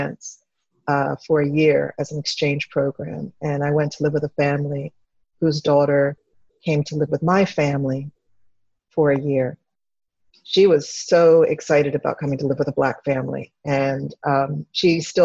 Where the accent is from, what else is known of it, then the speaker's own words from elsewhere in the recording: Devon, Pennsylvania, United States; also born or lived in Chester, Pennsylvania / Villanova, Pennsylvania; I was born in Chester, Pennsylvania, but I grew up in partly in Devon, Pennsylvania, and Villanova